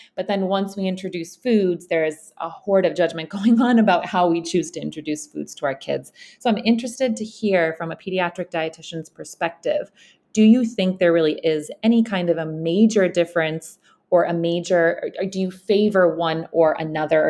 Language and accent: English; Bosnia & Herzegovina; moved away; I am actually spending a six-month period with my son in my home country. I'm in Bosnia with him.